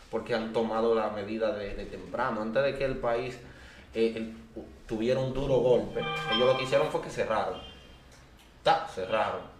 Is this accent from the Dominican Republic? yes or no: yes; San José de Ocoa, Dominican Republic; Yo soy, yo soy ocoeño yo soy de allá de Ocoa.